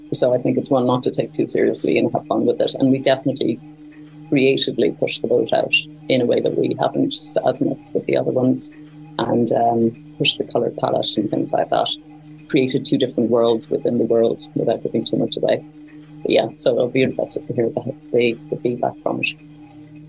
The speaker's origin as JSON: {"language": "English", "town": "Cork", "region": "Munster", "country": "Ireland", "also_born_or_lived": "Dublin, Ireland / London, United Kingdom / China", "moved": "as an adult", "said": "I'm actually from Cork, in the south of Ireland."}